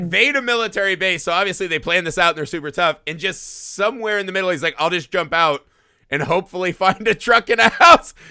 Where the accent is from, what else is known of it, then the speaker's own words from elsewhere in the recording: Indiana, United States; I grew up in Indiana in the Midwest